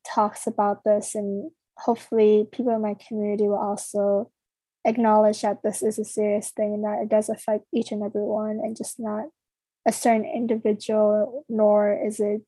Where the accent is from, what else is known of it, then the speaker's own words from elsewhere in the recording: Minnesota, United States; I was born and raised in Minnesota